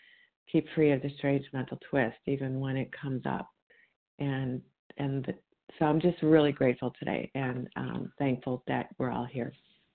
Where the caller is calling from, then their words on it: Illinois, United States; from Illinois.